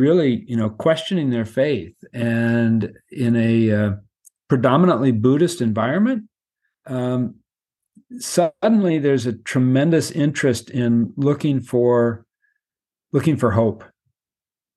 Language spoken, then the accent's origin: English; United States; I'm an American and traveling back and forth to Myanmar for a few years now